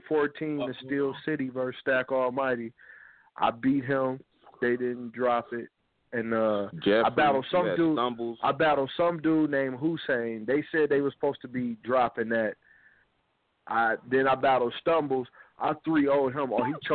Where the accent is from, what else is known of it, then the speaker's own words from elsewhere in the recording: Pontiac, Michigan, United States; I'm from the Yak, Pontiac, Michigan.